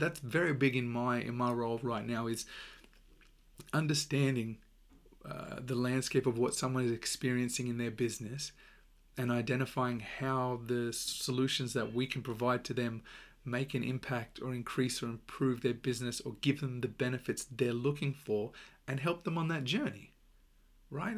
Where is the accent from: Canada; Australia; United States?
Australia; accent: Australian; my accent is Australian